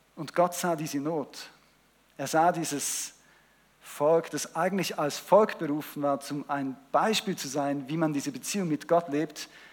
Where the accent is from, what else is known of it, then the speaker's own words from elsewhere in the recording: Switzerland; ich bin ja in der Schweiz aufgewachsen mehrheitlich